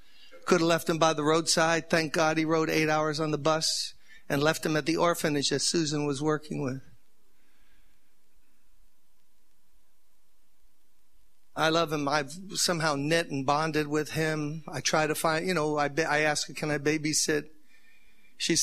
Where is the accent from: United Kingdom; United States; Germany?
United States; New York; I'm from New York